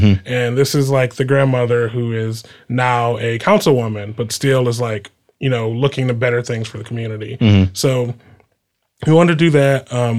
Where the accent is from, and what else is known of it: Detroit, Michigan, United States; born or raised there; now in Los Angeles, United States